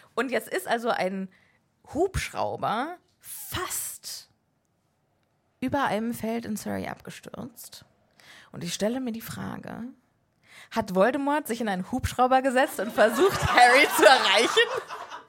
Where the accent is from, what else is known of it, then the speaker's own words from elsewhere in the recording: Berlin, Germany; wir sind Berliner